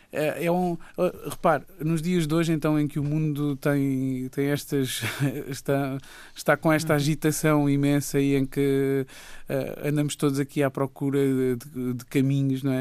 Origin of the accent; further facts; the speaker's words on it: Raia, Alentejo, Portugal; E eu, eu, eu cresci na Raia